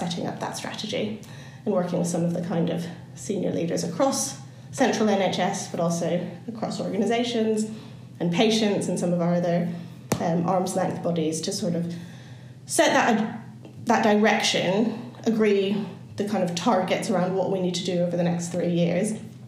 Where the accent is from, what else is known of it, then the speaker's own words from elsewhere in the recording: California, United States; moved away as an adult; now in United Kingdom; so I was born and raised in California, and that's where the kind of strange accent comes from.